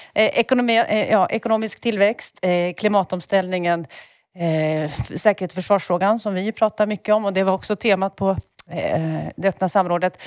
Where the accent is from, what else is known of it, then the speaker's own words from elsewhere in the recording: Enköping, Uppsala County, Sweden; moved away; har googlat på min bokhandel hemma, eh, Gästbloms bokhandel i Enköping